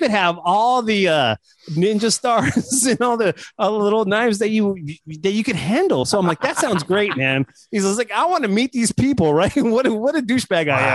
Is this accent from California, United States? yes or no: yes; Los Angeles, California, United States; I grew up in Hollywood